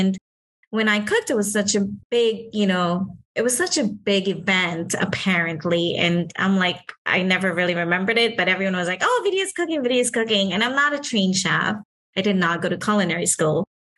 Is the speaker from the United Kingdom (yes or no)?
no; Trinidad & Tobago; now in Miami, United States; So I'm a local from Miami, migrating from Trinidad